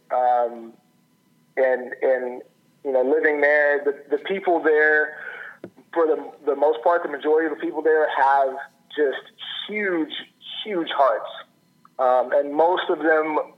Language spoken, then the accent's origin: English; Oklahoma, United States; born there; I was born in Oklahoma and and lived there for a long time. And the state of Oklahoma is a, is a is a wonderful, amazing state.